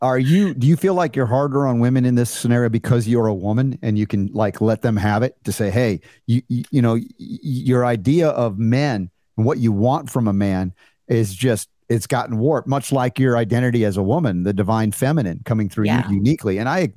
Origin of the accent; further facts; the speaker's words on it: New York, United States; born there; also born or lived in Georgia; Well, I was born in New York, as they say, and then I went to Georgia and got a little bit Southernized